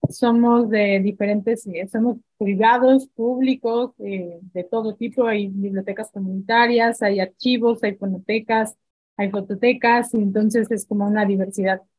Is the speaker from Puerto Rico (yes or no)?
no; Mexico City, Mexico; now in Oaxaca, Mexico; Yo tenía apenas dos años viviendo aquí, yo vengo de la Ciudad de México